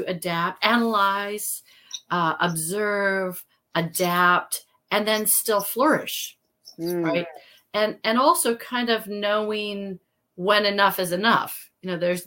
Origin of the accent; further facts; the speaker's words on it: Midwest, United States; I came from the Midwest and ran around and, you know, played in streams